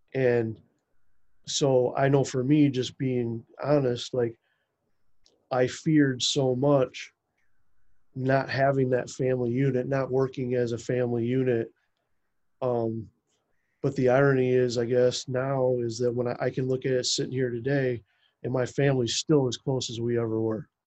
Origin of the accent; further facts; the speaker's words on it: United States; i grew up just like two and a half miles west of where i live now